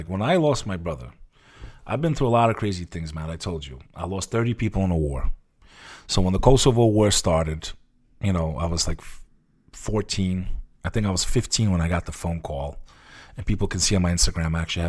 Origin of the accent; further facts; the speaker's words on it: New Jersey, United States; Like, my town where I grew up, I grew up on the Hudson River facing Manhattan.